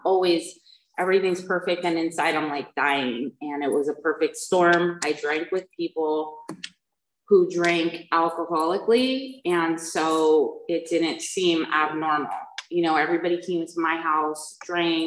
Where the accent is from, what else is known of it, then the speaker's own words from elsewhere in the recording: United States; moved away; also born or lived in New Jersey; I was raised back east in New York and New Jersey